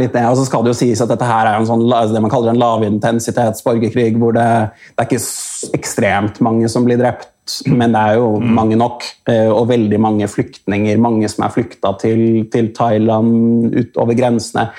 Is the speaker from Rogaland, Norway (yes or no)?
no; Oslo, Norway; jeg vokste opp på Røa, altså, si Oslo vest